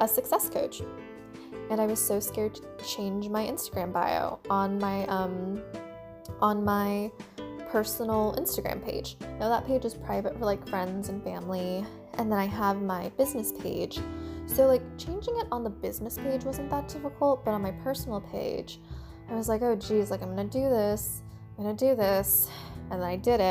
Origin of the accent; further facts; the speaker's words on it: United States; also born or lived in China / Washington, D.C. area; spent most of my life, except for like the first like 7 months, like in the United States